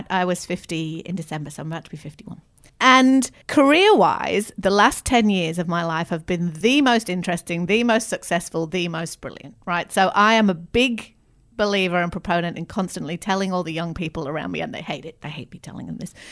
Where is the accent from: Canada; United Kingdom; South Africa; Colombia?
United Kingdom; the north of England; I don't identify strongly as an English person. But growing up in the north of England, I do identify as a northerner.